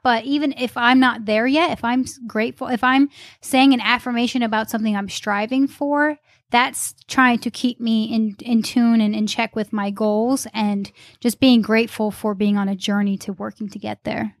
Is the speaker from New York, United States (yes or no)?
yes; upstate New York, United States; moved away as an adult; also born or lived in Charlotte, North Carolina; now in Greenville, United States; originally from upstate New York. moved to Charlotte and now living in Greenville